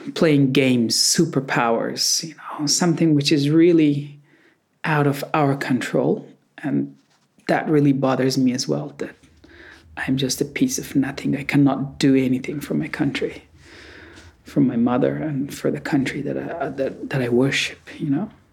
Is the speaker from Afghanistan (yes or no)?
yes; Afghanistan; moved away as an adult; now in Melbourne, Australia; I was born in Afghanistan, I was raised in Afghanistan, and uh, my whole life